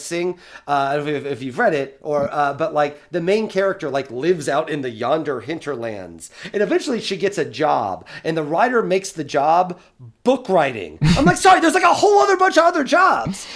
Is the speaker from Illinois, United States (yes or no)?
yes; Eastern Illinois, United States; Eastern Illinois, because that's my hometown